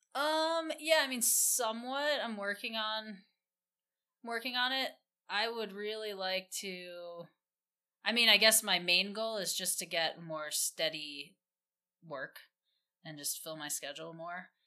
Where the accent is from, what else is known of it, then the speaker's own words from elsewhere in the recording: Midwest, United States; I grew up in the Midwest